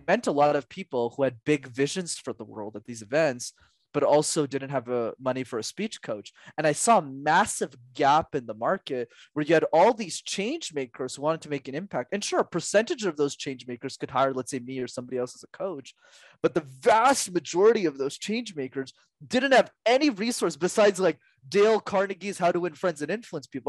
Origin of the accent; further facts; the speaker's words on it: Canada; I was born in Canada